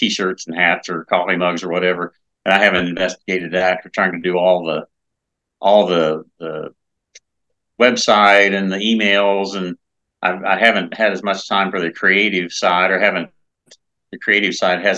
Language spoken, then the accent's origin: English; Indianapolis, Indiana, United States; Indianapolis, which is my hometown